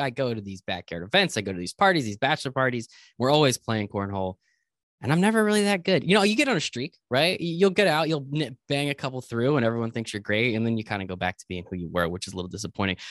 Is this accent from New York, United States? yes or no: no; Flemington, New Jersey, United States; I'm actually from Flemington, New Jersey